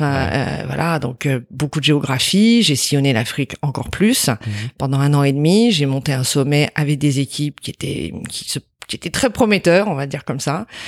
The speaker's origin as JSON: {"language": "French", "town": "Montreuil", "region": "Île-de-France", "country": "France", "tie": "born or raised there", "also_born_or_lived": "Brittany / Drancy", "said": "je suis née dans le 93 à Montreuil"}